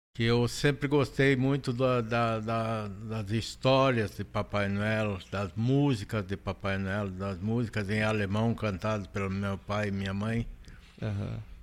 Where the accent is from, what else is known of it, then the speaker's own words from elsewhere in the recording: Panambi, Rio Grande do Sul, Brazil; eu nasci e me criei em Panambi.